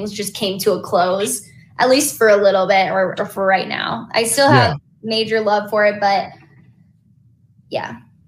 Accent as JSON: {"language": "English", "region": "East Coast", "country": "United States", "lives_now": "Los Angeles, United States", "said": "I'm from the East Coast. Regardless of the limiting beliefs I have of my capabilities in New York, I'm going to move to LA."}